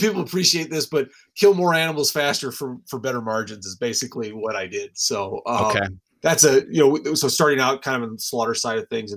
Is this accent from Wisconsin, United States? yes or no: yes; Wisconsin, United States; I grew up in Wisconsin